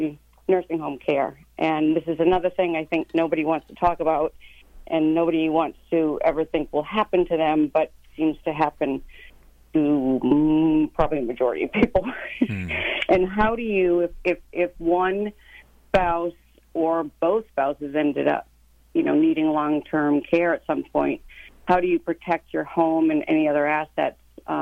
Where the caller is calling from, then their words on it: Marshfield, United States; I'm here in Marshfield.